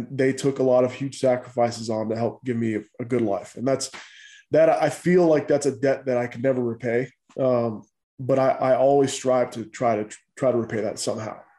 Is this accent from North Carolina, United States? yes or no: yes; Goldsboro, North Carolina, United States; born there; I was born in Goldsboro and then I bounced around from foster home to foster home for for a while until uh, my grandparents were able to adopt me.